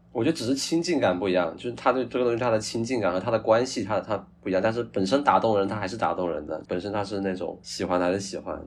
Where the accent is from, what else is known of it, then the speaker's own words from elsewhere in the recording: Guangdong, China; moved away as an adult; also born or lived in Beijing; now in Taiwan; 我是广东人，然后又是客家人